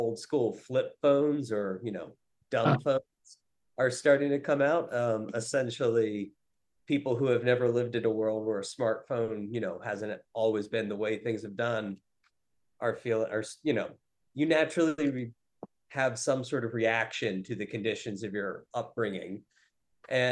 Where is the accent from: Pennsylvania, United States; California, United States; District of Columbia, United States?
Pennsylvania, United States; Western; now in Brooklyn, United States; I'm from the Western Pennsylvania area